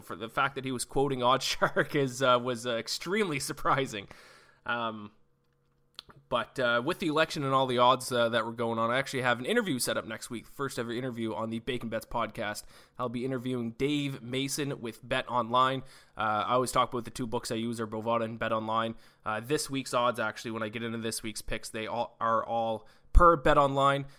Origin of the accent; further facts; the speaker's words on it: Canada; I'm Canadian